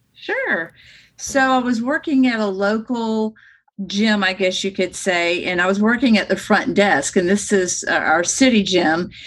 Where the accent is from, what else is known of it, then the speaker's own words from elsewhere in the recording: Destin, Florida, United States; moved away as an adult; now in Arizona, United States; I'm from Destin, Florida, which is one of the most beautiful places in the world